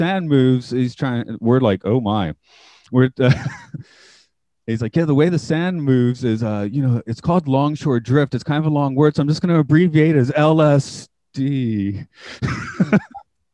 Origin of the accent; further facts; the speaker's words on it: Atlanta, Georgia, United States; moved away as an adult; now in Japan; I'm from Atlanta.